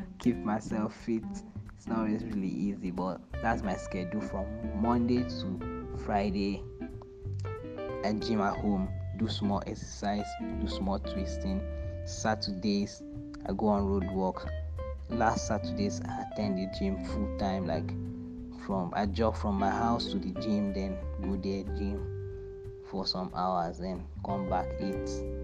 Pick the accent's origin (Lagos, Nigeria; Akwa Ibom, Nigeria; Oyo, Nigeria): Akwa Ibom, Nigeria; Uyo; also born or lived in Port Harcourt, Rivers State / Abia State (ancestral); born in Port Harcourt, brought up in Uyo, Akwa Ibom State.